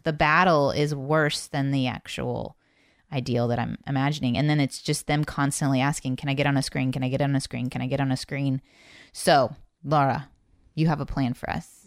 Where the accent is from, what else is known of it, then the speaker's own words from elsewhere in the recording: Indiana, United States; now in Texas, United States; I'm from Indiana